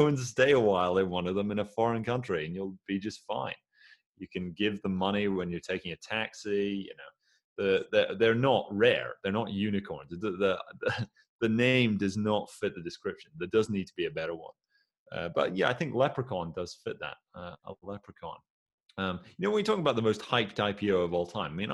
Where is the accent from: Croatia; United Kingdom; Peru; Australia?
United Kingdom; Aberdeen, Scotland; I say that as an Aberdonian